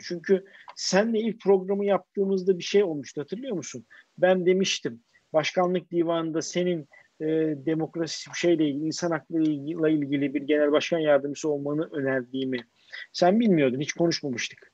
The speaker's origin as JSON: {"language": "Turkish", "region": "Istanbul", "country": "Turkey", "said": "ben Bakırköylüyüm"}